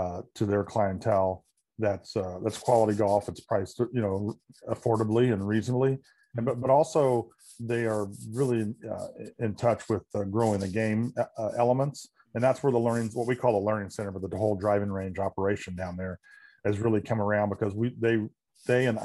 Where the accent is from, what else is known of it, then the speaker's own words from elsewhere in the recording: Indiana, United States; moved away as an adult; now in Chicago area, United States; not being a native Chicago person, I always tell people, you know, when I was growing up in Indiana